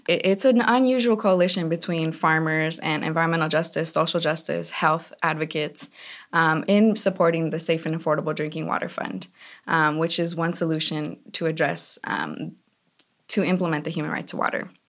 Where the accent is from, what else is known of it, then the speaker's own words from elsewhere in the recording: California, United States; I grew up in the valley.